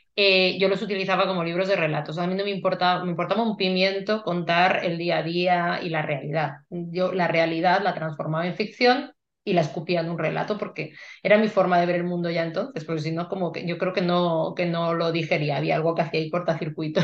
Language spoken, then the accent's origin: Spanish; Madrid, Community of Madrid, Spain; como buena madrileña